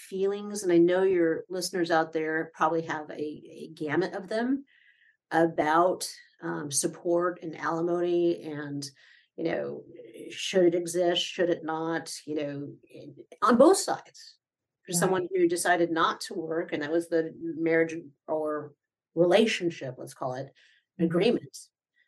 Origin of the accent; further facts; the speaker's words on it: Midwest, United States; now in Orlando, United States; I grew up in the Midwest